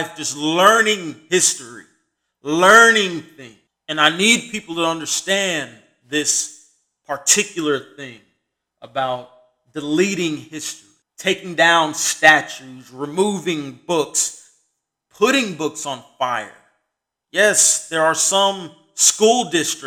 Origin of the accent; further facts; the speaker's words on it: United States; just as an American